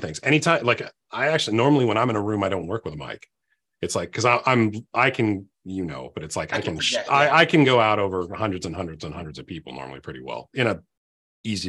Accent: Virginia, United States; I'm from Virginia.

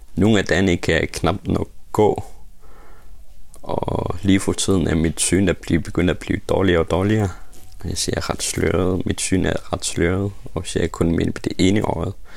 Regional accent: Uummannaq, Greenland; also born or lived in Nuuk; Jeg er født i Umanach, min hjemby, Lilleby

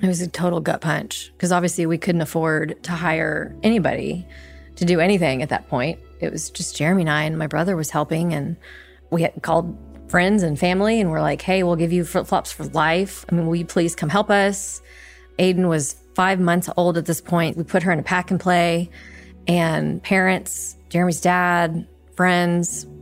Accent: Dallas, Texas, United States; moved away as an adult; also born or lived in Jakarta, Indonesia; Born and raised in Dallas

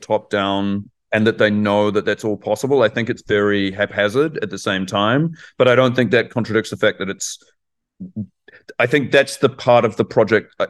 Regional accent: New Zealand; moved away as an adult; also born or lived in Frankfurt, Germany; now in Germany; I grew up in New Zealand and I moved to Germany, where I now live and work, um, around 2007

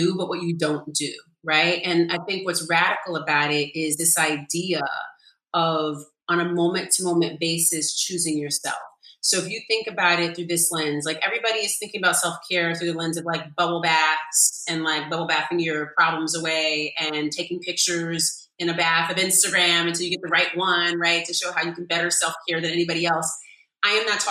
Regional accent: California, United States; now in New York, United States; I'm from California too, so I'm just used to like the sunshine every day.

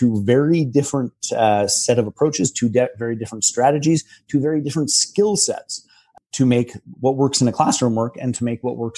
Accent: Canada; I'm a Canadian almost farm kid

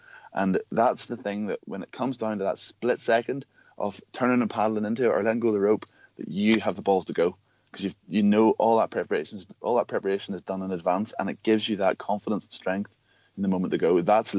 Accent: Ireland; I don't know if it's because we're from Ireland or what, but like, there's so many things.

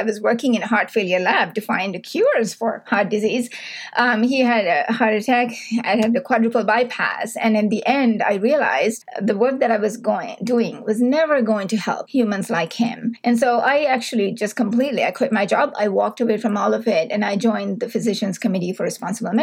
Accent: Sri Lanka; now in Canada; I grew up in Sri Lanka.

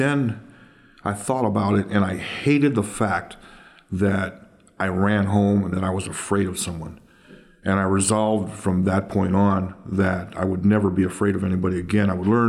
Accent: Oakland, California, United States; Yeah, I grew up here, born and raised in Oakland, between 86th and 87th Avenue, yeah, just off of East 14th.

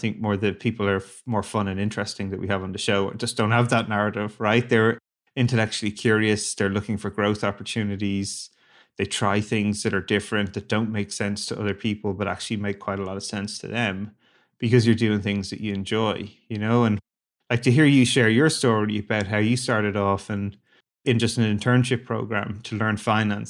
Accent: Ireland; moved away; I grew up in Ireland, a small little country

